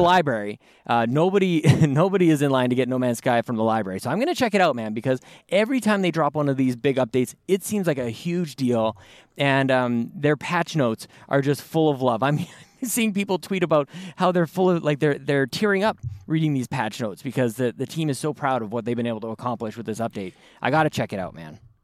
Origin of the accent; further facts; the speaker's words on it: Canada; Joel and I are, we're both Canadian